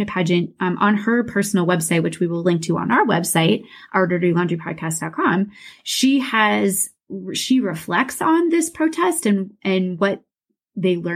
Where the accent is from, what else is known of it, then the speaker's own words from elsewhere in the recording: Des Moines, Iowa, United States; Mandy and I grew up in Des Moines, Iowa. That's where I currently live